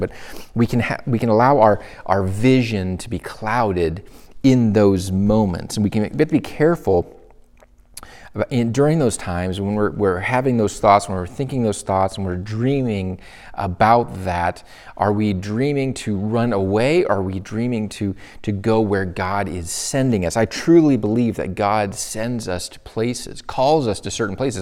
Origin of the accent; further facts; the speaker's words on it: Michigan, United States; moved away as an adult; my home state, the place that I grew up in, my hometown